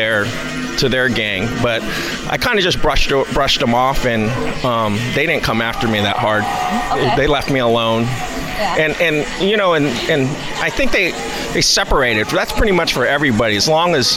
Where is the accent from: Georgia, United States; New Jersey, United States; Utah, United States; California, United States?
California, United States; San Leandro; I grew up in San Leandro, and then where I still reside